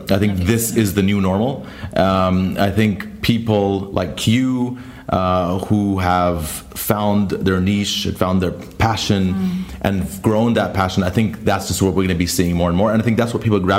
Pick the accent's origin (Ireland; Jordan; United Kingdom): Jordan; I'm from Jordan